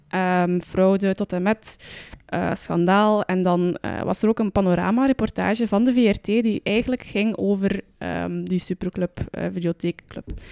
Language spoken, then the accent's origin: Dutch; Roeselare, Flanders, Belgium; bij ons in Roeselaar hebben we ook een, eh, een bioscopencomplex